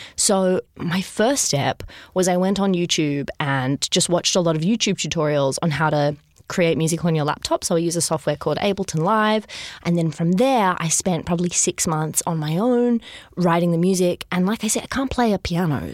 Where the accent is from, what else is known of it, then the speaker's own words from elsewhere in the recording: Sydney, New South Wales, Australia; I grew up in Sydney.